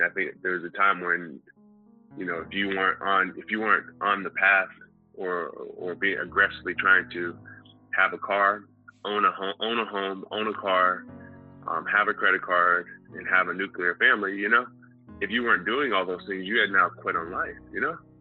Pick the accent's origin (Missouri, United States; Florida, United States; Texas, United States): Texas, United States; Houston; I'm from Houston, Texas